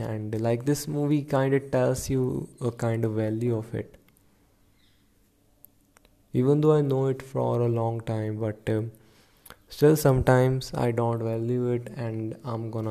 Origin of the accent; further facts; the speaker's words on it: India; I'm from India